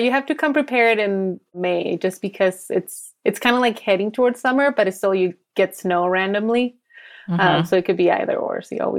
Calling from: Salt Lake City, Utah, United States; From super hot Salt Lake City today, actually.

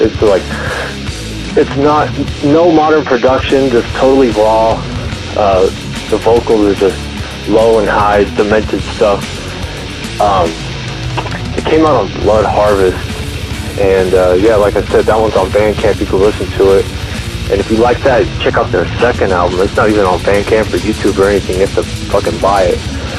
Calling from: Dallas, Texas, United States; I'm calling from Dallas, Texas.

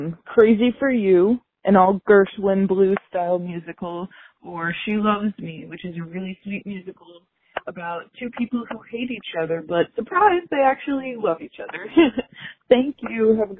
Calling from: Minnesota, United States; I'm calling from Southwest Minnesota

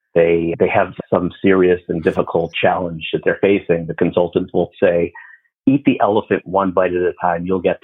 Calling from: Chicago, Illinois, United States; Chicago, Illinois.

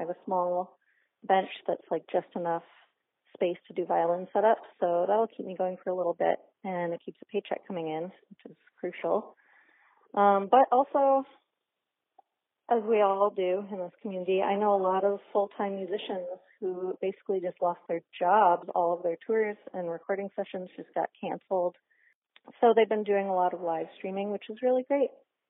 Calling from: Boston, Massachusetts, United States; I'm calling from Boston

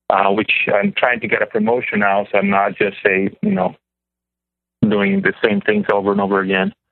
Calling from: Pennsylvania, United States; Um, well, my area code is from Illinois, but I'm calling from Pennsylvania.

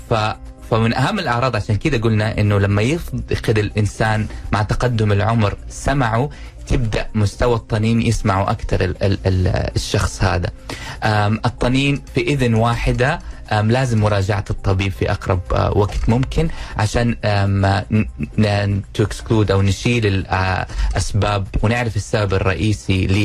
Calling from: Dammam, Eastern Province, Saudi Arabia; من الدمام

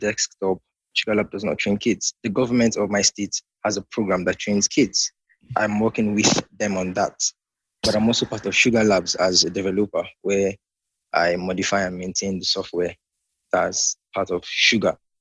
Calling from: Nigeria; I'm calling from Nigeria.

